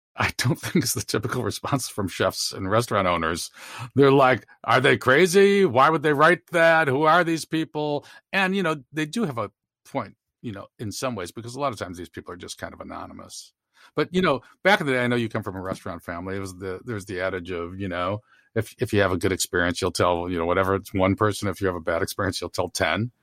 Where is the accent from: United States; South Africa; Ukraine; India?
United States; Chicago, Illinois; When I was growing up in Chicago